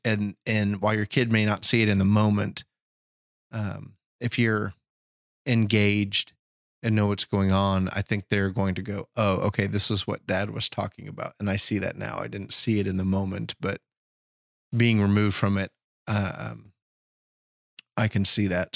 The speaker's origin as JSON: {"language": "English", "country": "United States", "said": "I'm an American"}